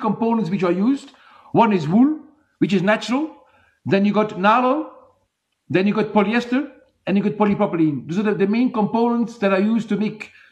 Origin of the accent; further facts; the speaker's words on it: Belgium; now in South Africa; I was born in Belgium, as I said, by mistake. I could live anywhere in the world. And the last thing I would do is leave this country.